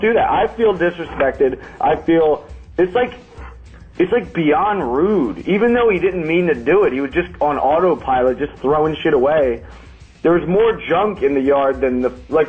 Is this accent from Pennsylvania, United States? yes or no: yes; Pennsylvania, United States; I'm from Pennsylvania